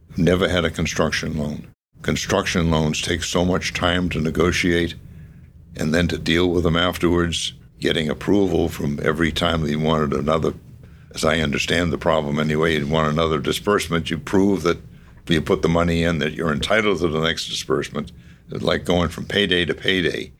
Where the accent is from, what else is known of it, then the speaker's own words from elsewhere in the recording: Medford, Massachusetts, United States; also born or lived in Somerville; I grew up, however, all of my life I can remember in Medford and had an uneventful childhood